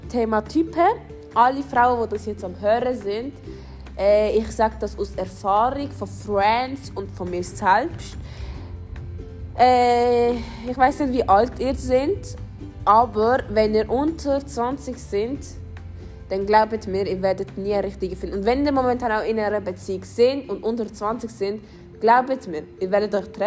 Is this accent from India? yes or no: no; Switzerland; Ich bin ursprünglich, also ich bin hier in der Schweiz aufgewachsen. Ich habe auch einen Schweizer Pass.